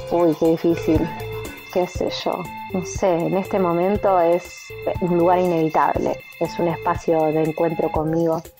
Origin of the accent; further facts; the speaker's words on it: Buenos Aires, Argentina; now in Lanús, Argentina; soy del barrio de Almagro, aunque la cuarentena me agarra estando en Lanús, en la casa familiar.